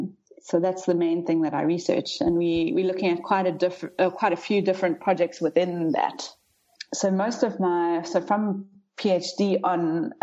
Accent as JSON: {"language": "English", "town": "Rustenburg", "region": "North West", "country": "South Africa", "tie": "born or raised there", "also_born_or_lived": "Pretoria / Cape Town", "said": "I'm a South African. I grew up in the Northwest province, mostly in Rustenburg, but we moved around quite a bit when I was young."}